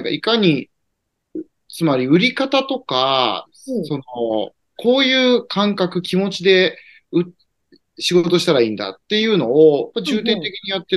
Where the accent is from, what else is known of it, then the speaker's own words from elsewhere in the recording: Tokyo, Japan; まあ、例えば、まあ、私東京人なんで